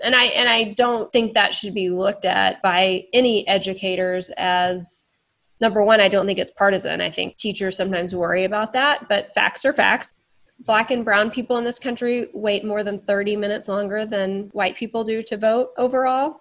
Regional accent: Texas, United States; I was born in Texas as a white woman

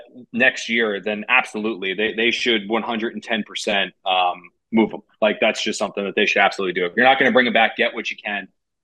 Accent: New Jersey, United States; I'm from South Jersey, actually. So my parents are from New York, but I'm actually from just outside Philadelphia in like the Medford Marlton area.

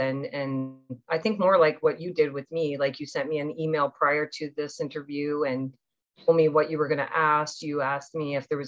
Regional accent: Newfoundland and Labrador, Canada; moved away; also born or lived in Toronto; my mom was still in Newfoundland with us. So we lived with my grandmother and John

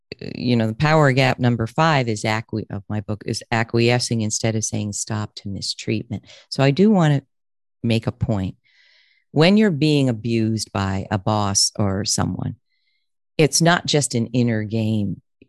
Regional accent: Connecticut, United States; You know, I grew up in Connecticut.

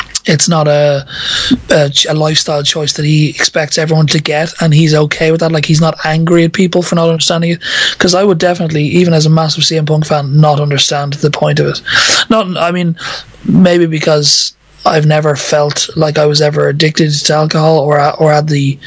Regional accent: Ireland; I'm Irish, so it's kind of a social thing where you grow up most definitely living in that, you know, environment where all social interaction occurs around a pub or an off-license.

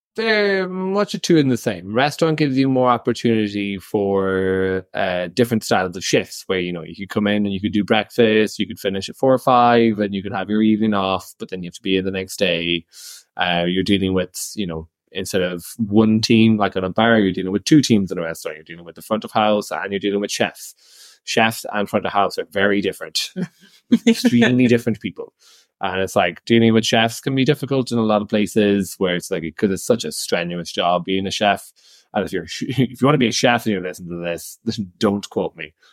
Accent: Irish Midlands, Ireland; accent: bogger, Midlands Irish; now in Italy; he's from the Midlands

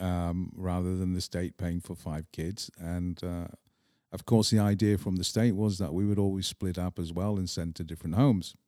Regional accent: Manchester, North West England, United Kingdom; accent: English; moved away as an adult; also born or lived in Scotland / Prague, Czech Republic; now in Czech Republic; even though I grew up in England

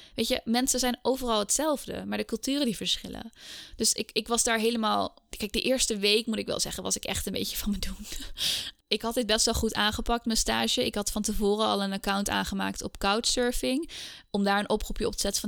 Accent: Scheemda, Groningen, Netherlands; moved away as an adult; also born or lived in Heiligerlee / Indonesia; now in Amsterdam, Netherlands; Ik ben eigenlijk geboren en getogen in Scheemda. Dat is een dorpje in Oost-Groningen.

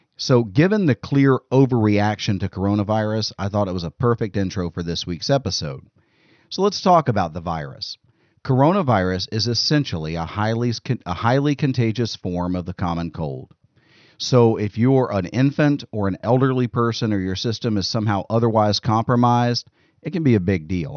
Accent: United States; as American citizens

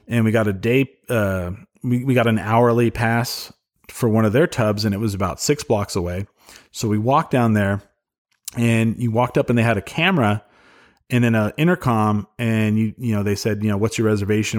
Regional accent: Clovis, New Mexico, United States; grew up in Clovis, so my parents, uh, so, um, they moved to Cloudcroft, New Mexico, and sold the house in Clovis

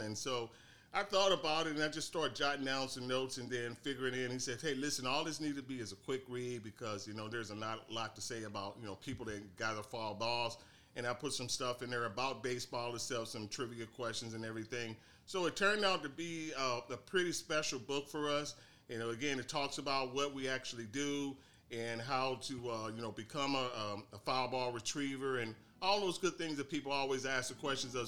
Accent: St. Louis, Missouri, United States; moved away as an adult; now in Phoenix, United States; I'm from originally from St. Louis, Missouri. Uh, I uh, moved out here to Phoenix, Arizona, a long time ago. I would say now 20 years

